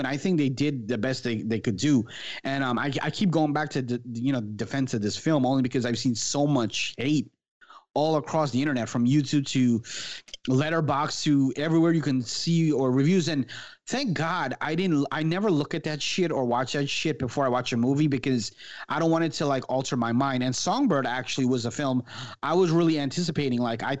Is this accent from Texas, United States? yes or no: no; Florida, United States; She's also from Fort Lauderdale, which is like 20 minutes from where I grew up in Florida here.